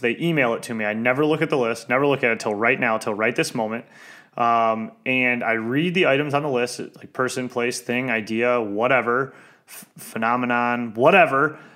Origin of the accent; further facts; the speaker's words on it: Detroit, Michigan, United States; I'm from East English Village